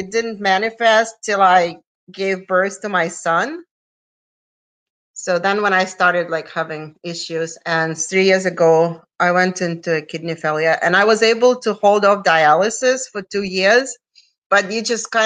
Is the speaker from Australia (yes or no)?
no; Russia; moved away as an adult; also born or lived in Siberia / Puerto Rico; now in North Carolina, United States; I'm originally from Russia. I came to the United States in 1993.